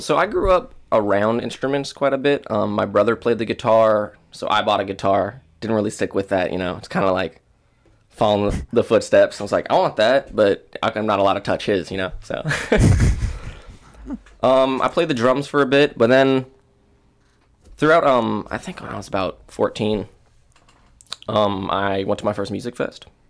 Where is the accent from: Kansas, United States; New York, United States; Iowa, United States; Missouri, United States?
Iowa, United States; West Des Moines; I grew up over in West Des Moines